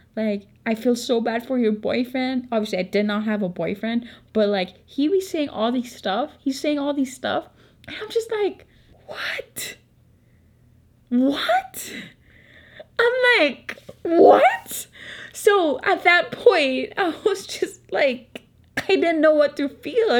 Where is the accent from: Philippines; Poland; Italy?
Philippines; accent: Filipino; I'm not American, so obviously my Filipino accent